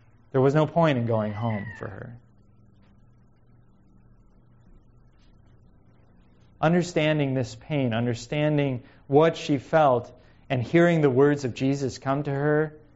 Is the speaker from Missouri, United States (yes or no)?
yes; Missouri, United States; now in Pacific Northwest, United States; growing up in Missouri